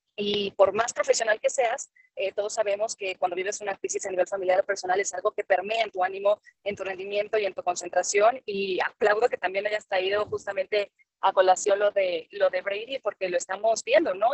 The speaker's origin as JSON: {"language": "Spanish", "country": "Mexico"}